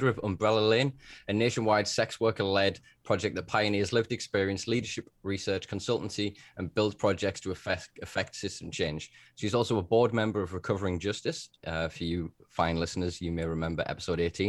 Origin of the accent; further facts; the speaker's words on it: Northern England, United Kingdom; I'm from Northern England